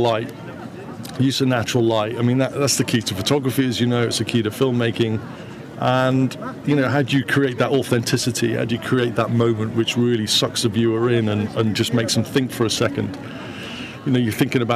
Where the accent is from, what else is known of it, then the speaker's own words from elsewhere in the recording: Wales, United Kingdom; I'm a Welshman.